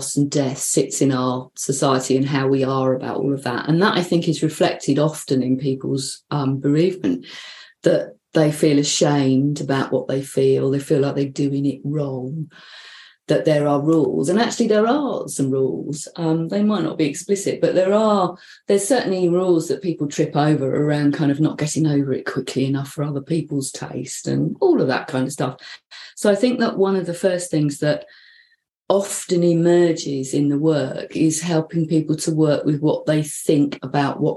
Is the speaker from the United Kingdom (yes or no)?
yes; London, United Kingdom; now in North East England, United Kingdom; the Northeast, which is where I live, but not where I come from. And no, I haven't lost my accent, so I come from London.